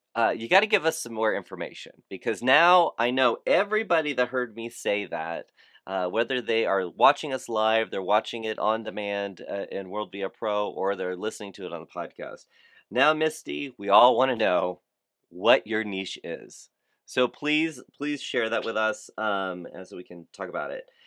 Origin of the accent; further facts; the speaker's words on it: Fort Lauderdale, Florida, United States; Fort Lauderdale, Florida, my hometown